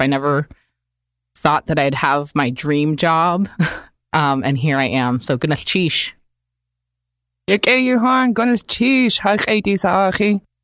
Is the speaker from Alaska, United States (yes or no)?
yes; Chilkat area, Alaska, United States; also born or lived in Dalton Post, Yukon, Canada; I come from the Jishkat Kwan or Chilkat